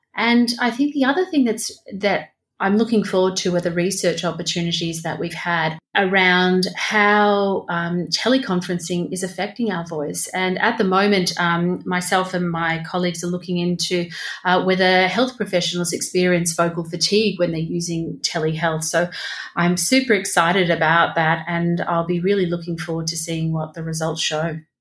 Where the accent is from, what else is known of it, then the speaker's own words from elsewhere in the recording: Victoria, Australia; my state, Victoria